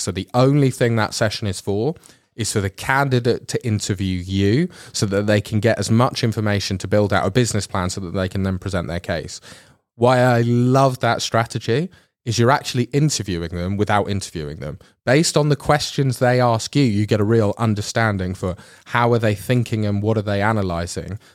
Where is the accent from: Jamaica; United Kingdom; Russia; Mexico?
United Kingdom; England; now in Netherlands; I'm from England